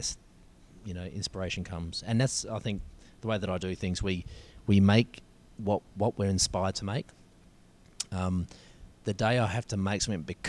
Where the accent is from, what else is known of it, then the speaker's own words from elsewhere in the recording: Adelaide, South Australia, Australia; moved away as an adult; now in Victoria, Australia; I grew up in Adelaide